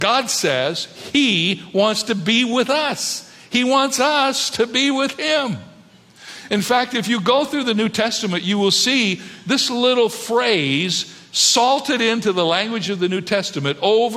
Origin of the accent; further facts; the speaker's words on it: Cedarville, Ohio, United States; also born or lived in Toledo, Ohio / San Diego, California; now in California, United States; my home in Cedarville, Ohio, where my brother and my two sisters and I grew up together as a family.